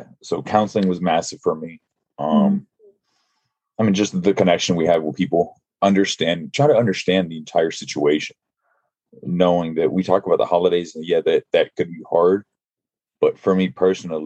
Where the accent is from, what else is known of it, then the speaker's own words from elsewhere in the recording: Los Angeles, California, United States; moved away; also born or lived in Virginia; I'm originally from Los Angeles.